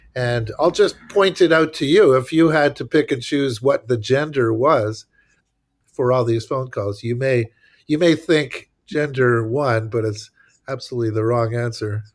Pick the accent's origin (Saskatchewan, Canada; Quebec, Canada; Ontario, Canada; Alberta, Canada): Quebec, Canada; Montreal; moved away as an adult; now in United States; I'm from Montreal, Quebec, Canada, so I'm not American, uh, although I sort of became an American, but not, not by birth